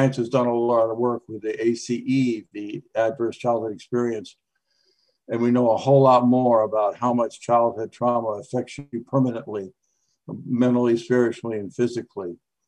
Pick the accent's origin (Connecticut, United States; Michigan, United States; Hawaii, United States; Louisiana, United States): Connecticut, United States; I was raised in Connecticut